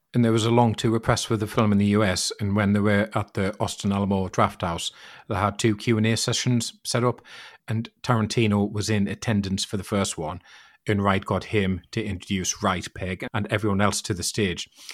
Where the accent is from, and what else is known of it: United Kingdom